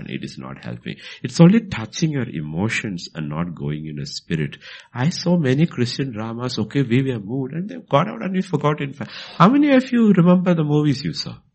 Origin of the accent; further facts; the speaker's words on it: Bhutan; because uh, I came from Bhutan and I brought some of those things from there